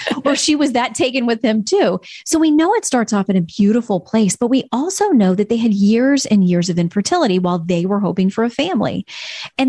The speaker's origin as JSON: {"language": "English", "region": "Florida", "country": "United States", "tie": "born or raised there", "moved": "yes", "said": "Florida, my home state"}